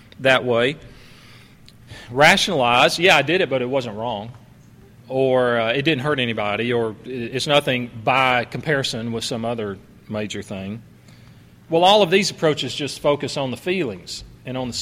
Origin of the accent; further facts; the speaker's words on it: Alabama, United States; my hometown in Alabama